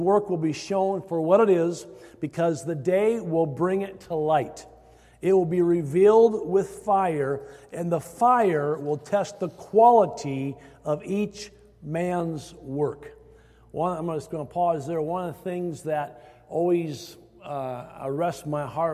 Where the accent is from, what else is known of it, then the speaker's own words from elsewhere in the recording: Iowa, United States; moved away; growing up in Iowa